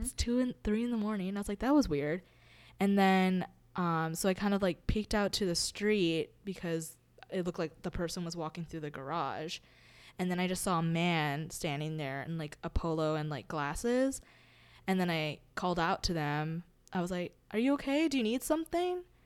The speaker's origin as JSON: {"language": "English", "region": "Hawaii", "country": "United States", "tie": "born or raised there", "said": "growing up in Hawaii"}